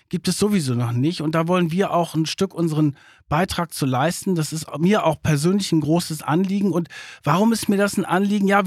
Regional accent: Bremen, Germany; born there; ich bin ja in Deutschland geboren, 1969 in Bremen

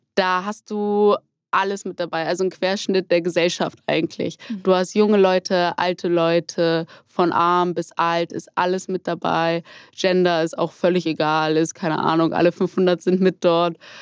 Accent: Hamburg, Germany; ich komme aus Hamburg

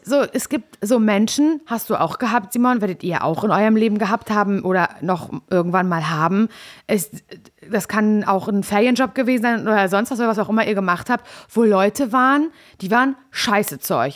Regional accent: Parchim, Mecklenburg-Vorpommern, Germany; ich komme ja aus Parchim

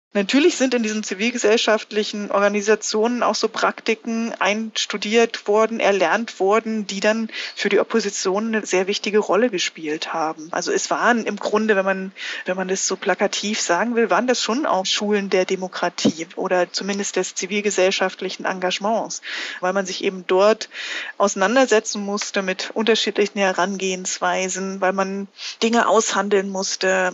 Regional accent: Wittenberg, Saxony-Anhalt, Germany; moved away as an adult; also born or lived in Minsk, Belarus / Freiburg; in meiner Heimatstadt Wittenberg

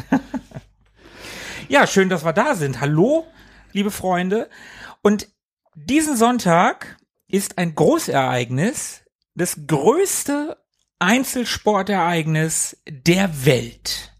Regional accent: Hanover, Lower Saxony, Germany; ich komme aus Hannover, ich bin hier geboren und ich lebe hier

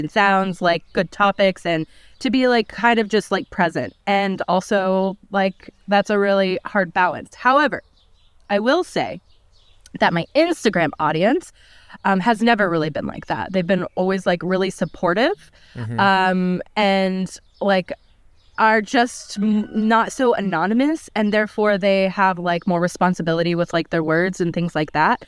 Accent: United States; now in Germany; being an American

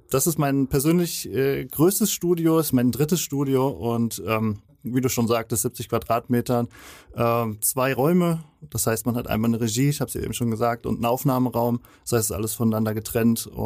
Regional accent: Andernach, Rhineland-Palatinate, Germany; Ich komme aus Andernach, äh, das ist in der Nähe von Koblenz, so 20 Kilometer entfernt ungefähr.

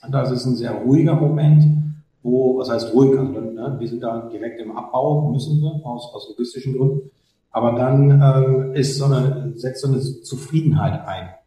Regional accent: North Rhine-Westphalia, Germany; eine Strecke bei uns im Ruhrpott äh, auf der Autobahn

